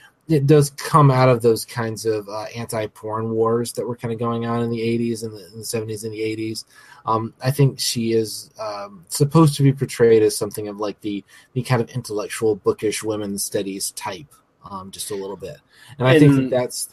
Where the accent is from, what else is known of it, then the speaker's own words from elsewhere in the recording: United States; the American on the podcast